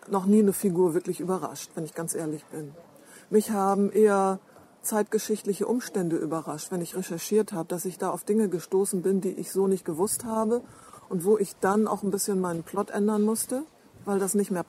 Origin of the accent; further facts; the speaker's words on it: Lower Saxony, Germany; obwohl es meine Heimat ist, dass zu jener Zeit, also in den beiden letzten Kriegsjahren, über die Hälfte der Menschen, die da zum Beispiel in Ostfriesland in der äh, Landwirtschaft gearbeitet haben, aus dem Ausland kamen.